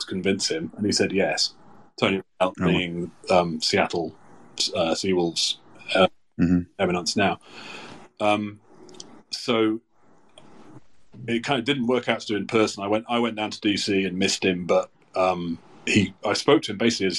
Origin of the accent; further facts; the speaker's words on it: United Kingdom; moved away; as a British person